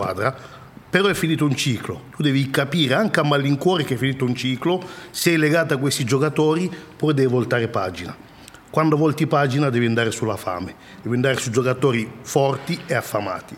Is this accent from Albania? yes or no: no; DR Congo; now in Italy; Repubblica Democratica del Congo, mio paese d'origine